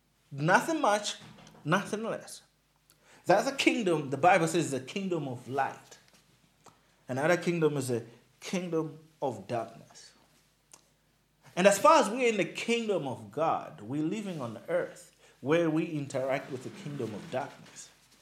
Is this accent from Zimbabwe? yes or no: no; Nkhotakota, Central Region, Malawi; now in Blantyre, Malawi; I stay in Blantyre. But I'm like, originally, I am from Nkota Kota. I am from Nchisi.